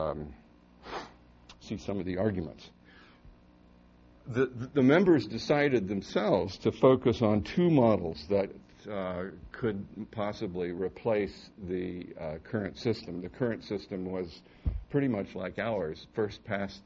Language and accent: English; Hamilton, Ohio, United States; my hometown, Hamilton, Ohio